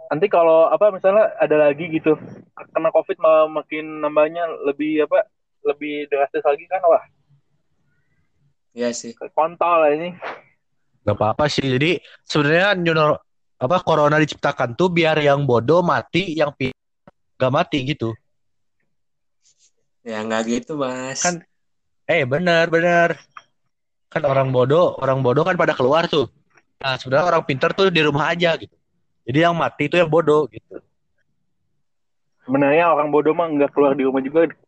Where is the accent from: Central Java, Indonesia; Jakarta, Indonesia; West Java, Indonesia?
Jakarta, Indonesia; Uh, gua orang Jakarta, maaf.